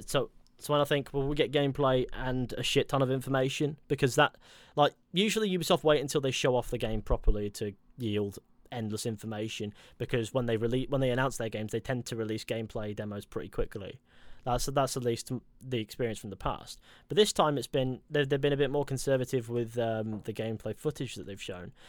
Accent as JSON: {"language": "English", "town": "Exeter", "region": "South West England", "country": "United Kingdom", "tie": "born or raised there", "said": "my hometown was actually originally a Roman settlement"}